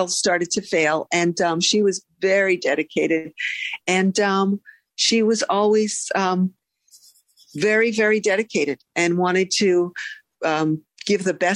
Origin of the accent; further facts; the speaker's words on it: Philadelphia, Pennsylvania, United States; I'm from Philadelphia, and I'm the oldest of two girls.